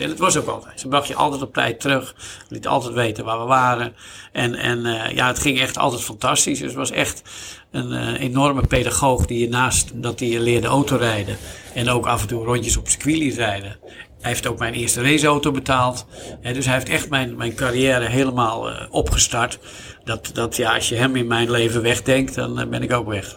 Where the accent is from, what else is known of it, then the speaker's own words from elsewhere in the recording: Zandvoort, North Holland, Netherlands; hier in mijn, zeg maar, mijn geboorteplaats, letterlijk, locatie van Rob Slotenmaker, de slipschool